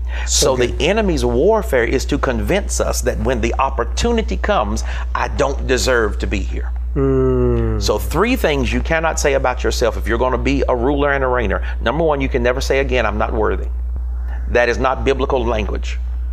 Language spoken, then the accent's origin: English; the South, United States; Growing up in the South, we had a great saying.